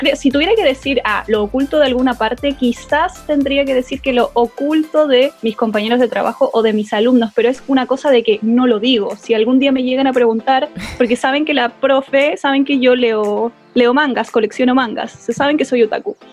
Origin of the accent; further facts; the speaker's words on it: Chile; moved away as an adult; now in Argentina; Yo soy chilena, pero vivo en Argentina hace como unos cuatro o cinco años